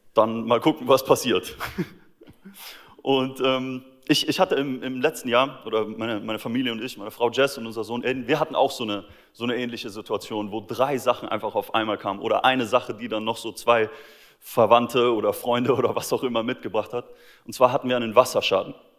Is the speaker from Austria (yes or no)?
yes; Austria; moved away; mein Heimatland Österreich